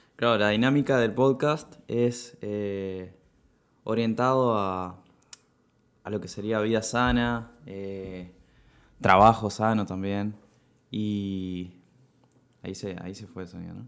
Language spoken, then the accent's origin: Spanish; Piriápolis, Maldonado, Uruguay; moved away as an adult; now in Montevideo, Uruguay; crecí en Piriápolis